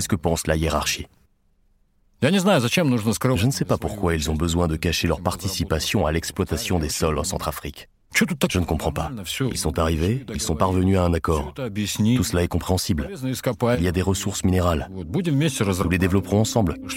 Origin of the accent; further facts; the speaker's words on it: Russia; Chez nous, en Russie